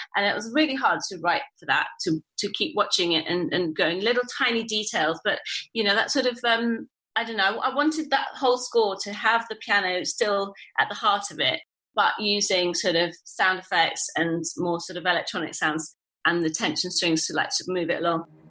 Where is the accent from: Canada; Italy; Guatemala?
Italy; moved away; also born or lived in England; I was born in Italy and I grew up there